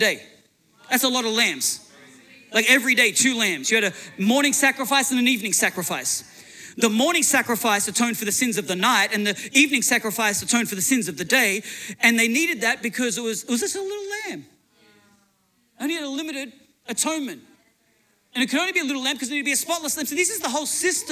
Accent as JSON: {"language": "English", "country": "Australia", "moved": "as an adult", "lives_now": "United States", "said": "I'm Australian, and now I'm an American citizen."}